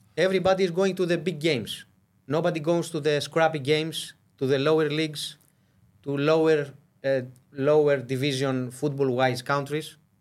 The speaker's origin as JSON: {"language": "English", "country": "Greece", "said": "we are from Greece and small country"}